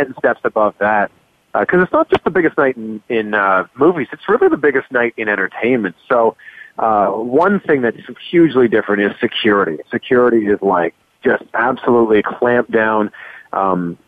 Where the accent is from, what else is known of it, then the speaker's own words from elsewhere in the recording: just outside of Toronto, Ontario, Canada; moved away as an adult; also born or lived in Vancouver / Cleveland, United States; now in Miami, United States; I was born and raised just outside of Toronto, so I am a Canadian.